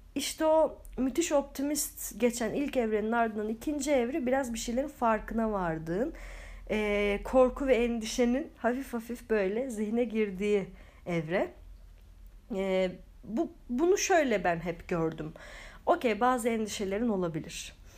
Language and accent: Turkish; Turkey; biz Türkler olarak.